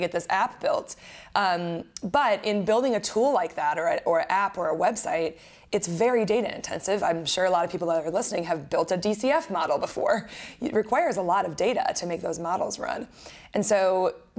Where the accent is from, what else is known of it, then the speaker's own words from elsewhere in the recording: Wisconsin, United States; now in Florida, United States; I grew up in Wisconsin and met my co-founder while we were in college.